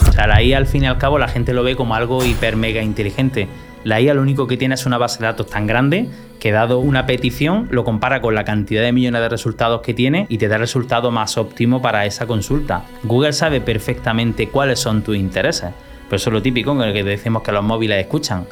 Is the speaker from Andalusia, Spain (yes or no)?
yes; Motril, Andalusia, Spain; al único instituto de mi pueblo, que yo soy de Motril, de Granada